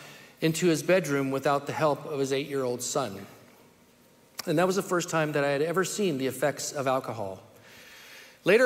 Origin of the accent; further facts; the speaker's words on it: Merced, California, United States; also born or lived in Sacramento, California / Fresno, California; I was born in Merced, California in 1964, the youngest of five children